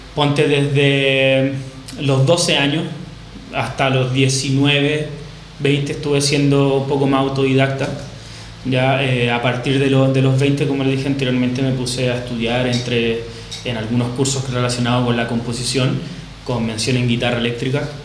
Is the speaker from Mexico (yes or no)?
no; Chile; moved away as an adult; now in Barcelona, Spain; soy baterista chileno, tengo unos dos meses aprox acá en Barcelona